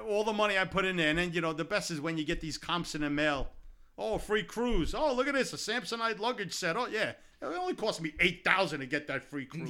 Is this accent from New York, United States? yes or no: yes; Brooklyn, New York, United States; Growing up in Brooklyn. Growing up in Brooklyn, back in, in the, in the, in the eighty, uh, late seventies, early eighties